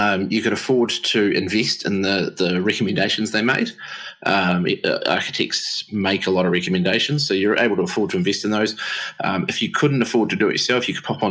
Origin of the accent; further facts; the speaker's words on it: Upper Hutt, Wellington, New Zealand; now in Massey, New Zealand; I'm actually originally from Wellington way back in the day. So born and bred in the greatest little city in the world called Upper Hutt